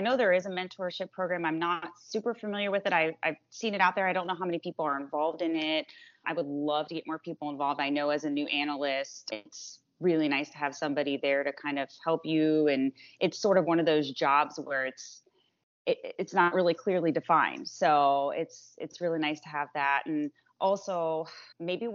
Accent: Bradenton, Florida, United States; I'm from Bradenton, Florida, where I still live

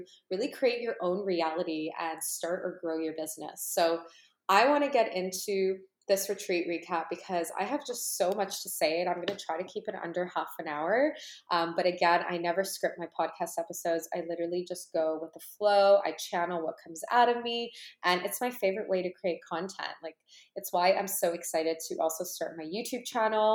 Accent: Canada; born or raised there; also born or lived in Ukraine

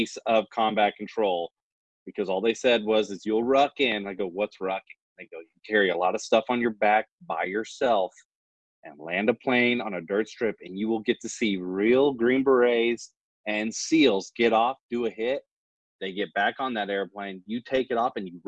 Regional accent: the Ozarks, Missouri, United States; moved away as an adult; I grew up in Missouri on the Ozarks, small town. Grew up on a farm

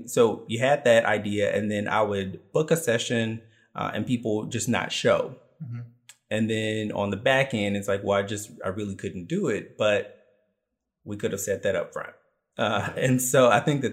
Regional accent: Memphis, Tennessee, United States; I think that that makes me uniquely Memphis

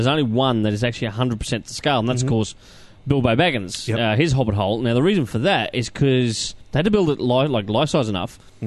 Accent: Australia; as an Aussie

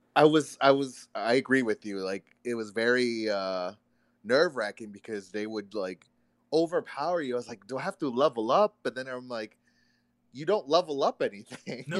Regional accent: Florida, United States; who was raised in Florida

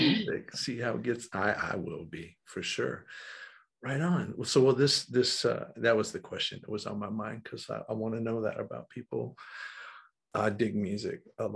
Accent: Western North Carolina, United States; moved away as an adult; now in Raleigh, United States; I was raised in Western North Carolina

